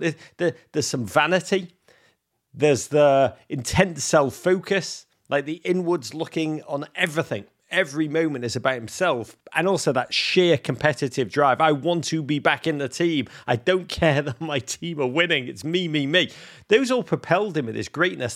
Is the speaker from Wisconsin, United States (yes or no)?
no; Bedford, New York, United States; my hometown of Bedford, New York